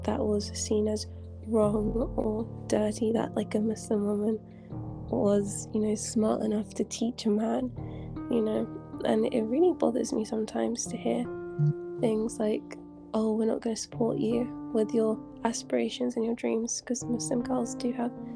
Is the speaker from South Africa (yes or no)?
no; England, United Kingdom; now in Saudi Arabia; I was born in England, but I live in Saudi Arabia